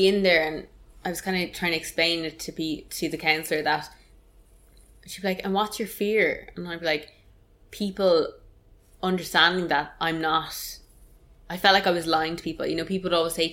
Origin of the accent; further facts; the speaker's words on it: Ireland; as Irish people